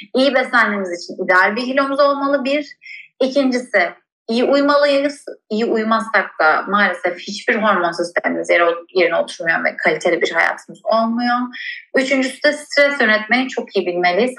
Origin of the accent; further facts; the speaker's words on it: Bodrum, Muğla, Turkey; ben Ege'de büyüdüm. Özellikle de Bodrum'da büyüdüm.